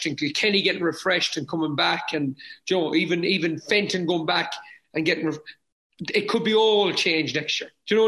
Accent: Mayo, Connacht, Ireland; we're from Mayo

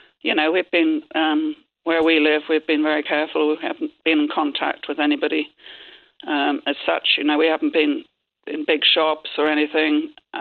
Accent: Cork, Munster, Ireland; Yeah, I come from Cork, yeah.

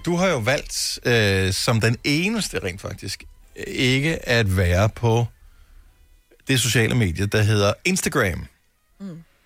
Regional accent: Funen, Southern Denmark, Denmark; now in Copenhagen, Denmark; Fyn, hvor jeg er opvokset

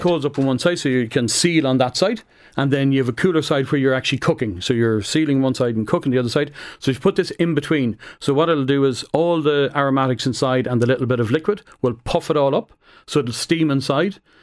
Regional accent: Roscommon, Connacht, Ireland; I'm from Roscommon

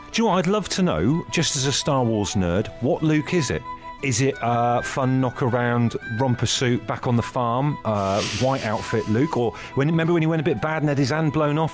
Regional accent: Brixham, South West England, United Kingdom; in Brixham, where, where I grew up

